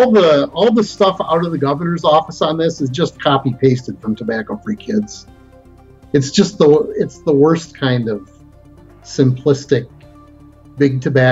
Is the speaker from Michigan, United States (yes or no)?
yes; Flint, Michigan, United States; I am. I'm from Flint.